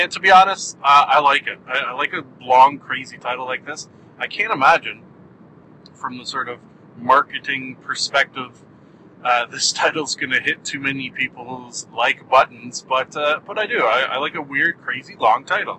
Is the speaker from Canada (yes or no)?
yes; Canada; I am Canadian